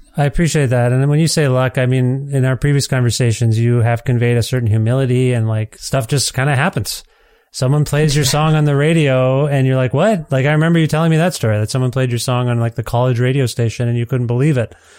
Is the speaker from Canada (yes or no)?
yes; Edmonton, Alberta, Canada; my hometown here in Edmonton